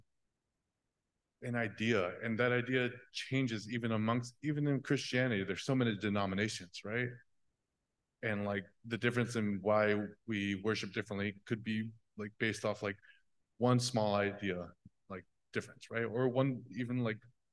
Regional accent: Oklahoma, United States; we in Oklahoma have a connection to them in this religion

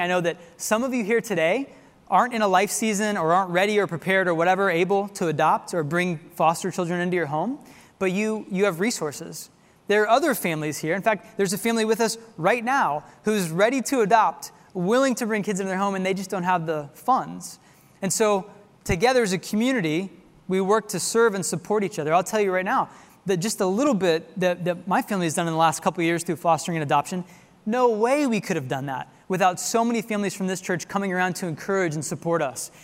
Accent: Tulsa, Oklahoma, United States; now in Texas, United States; my hometown of Tulsa, Oklahoma.

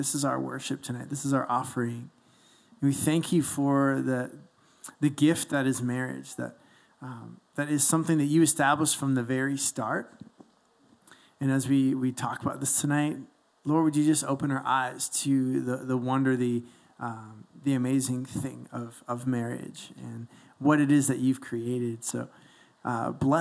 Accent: Toronto, Ontario, Canada; moved away as an adult; I'm from Toronto.

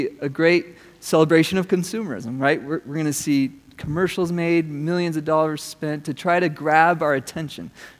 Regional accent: United States; as an American

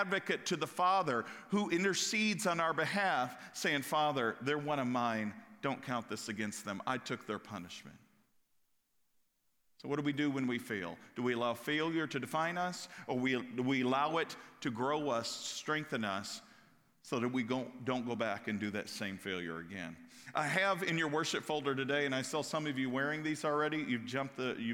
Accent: Kentucky, United States; I'm from Kentucky

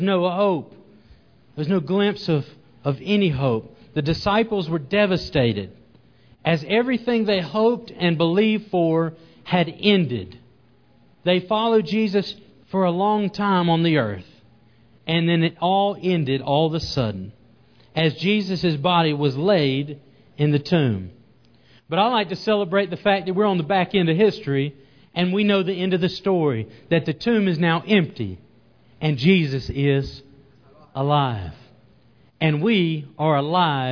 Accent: the South, United States; accent: southern; my southern accent

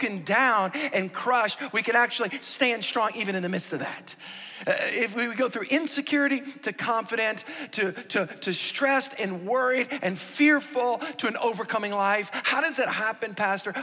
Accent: New Orleans, Louisiana, United States; I grew up outside in New Orleans in a suburb

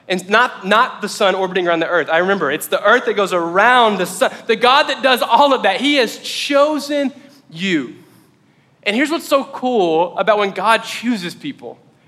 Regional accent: Mayfield, Kentucky, United States; also born or lived in Paris, Tennessee; I was born in Paris, Tennessee, so I'm from there. But my developmental years really happened in Mayfield, Kentucky.

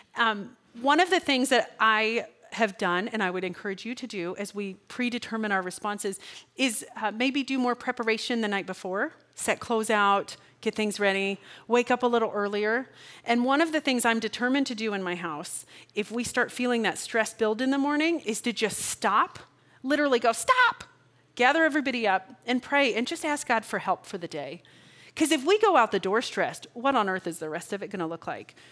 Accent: Kansas, United States; I'm from Kansas

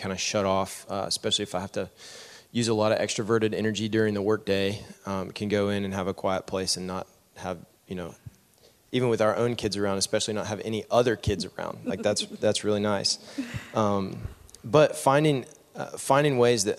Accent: Knoxville, Tennessee, United States; moved away as an adult; also born or lived in Nashville, United States; now in Memphis, United States; I grew up in Knoxville in a Christian home

